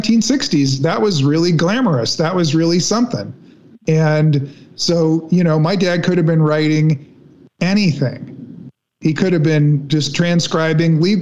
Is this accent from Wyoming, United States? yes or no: no; Los Angeles, California, United States; my sister and I, you know, we grew up in Hollywood